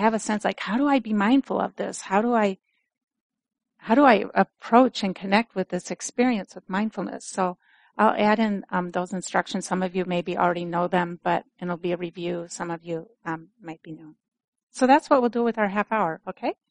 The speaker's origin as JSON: {"language": "English", "region": "Minnesota", "country": "United States", "accent": "Minnesota", "moved": "yes", "said": "my Minnesota accent starts coming out more"}